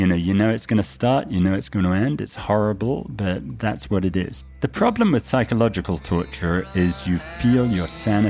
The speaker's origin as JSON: {"language": "English", "country": "United States", "accent": "British", "said": "And notwithstanding my patent British accent, I'm American."}